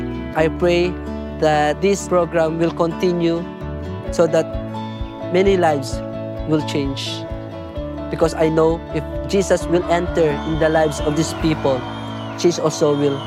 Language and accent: English; Philippines; born or raised there